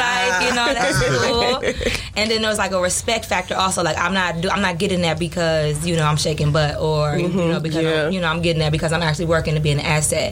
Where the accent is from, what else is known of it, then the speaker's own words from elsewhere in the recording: Washington, District of Columbia, United States; moved away as an adult; now in Chicago, United States; I come from Southwest D.C., so it's like, ain't no ballerinas around here